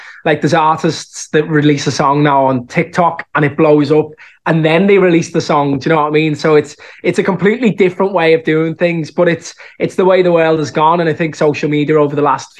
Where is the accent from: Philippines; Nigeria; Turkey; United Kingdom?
United Kingdom; Liverpool, North West England; accent: Scouse; moved away as an adult; now in Dublin, Ireland; I think the Scouse accent is so strong that it's always something that'll stick with me